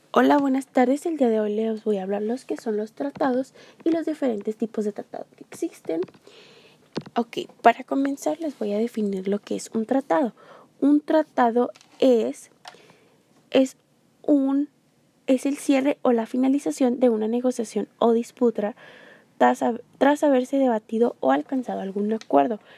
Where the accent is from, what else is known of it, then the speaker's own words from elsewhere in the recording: Mexico; nosotros los mexicanos